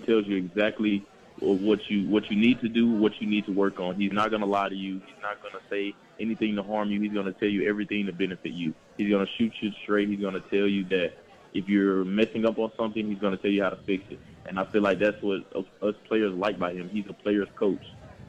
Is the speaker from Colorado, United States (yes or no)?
no; Tennessee, United States; I wanted to play for my home state. I didn't want to leave. So I feel like a lot of guys in Memphis feel that way